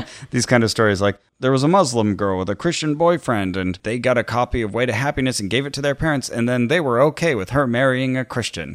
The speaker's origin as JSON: {"language": "English", "country": "Canada", "tie": "born or raised there", "said": "When I grew up in Canada"}